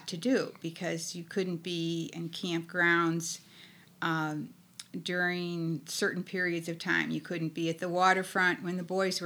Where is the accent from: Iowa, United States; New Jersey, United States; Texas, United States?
Iowa, United States; Sioux City; moved away as an adult; I grew up in Iowa, in Sioux City, Iowa, where camps were not a big thing.